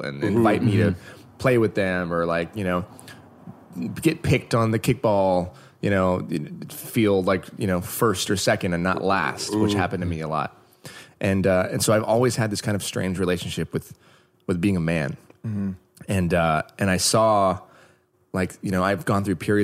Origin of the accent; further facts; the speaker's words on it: Oregon, United States; now in Los Angeles, United States; I grew up in Oregon